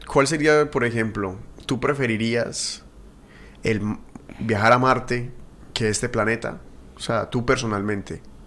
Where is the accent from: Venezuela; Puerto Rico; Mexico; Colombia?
Colombia; Yo soy de ese, de Colombia